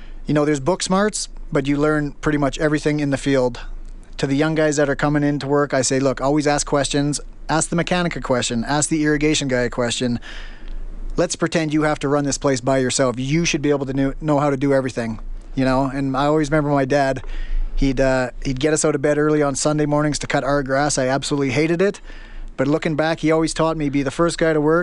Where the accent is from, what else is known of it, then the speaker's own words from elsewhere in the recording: Stony Plain, Alberta, Canada; moved away as an adult; also born or lived in Spruce Grove / Calgary / Australia; now in London, United Kingdom; I grew up in Stony Plain, went to high school there, and made the big move to Spruce Grove.